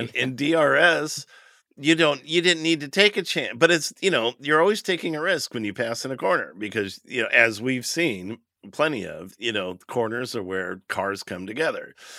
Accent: United States; We're American

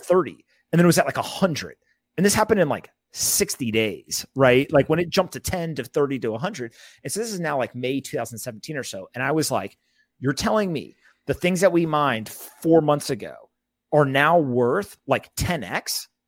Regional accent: Raleigh, North Carolina, United States; also born or lived in South Florida; I grew up in, uh, Raleigh, North Carolina

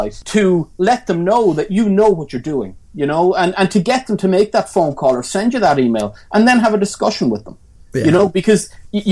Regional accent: Tramore, Munster, Ireland; now in Cork, Ireland; I'm not from Cork. I'm from Waterford

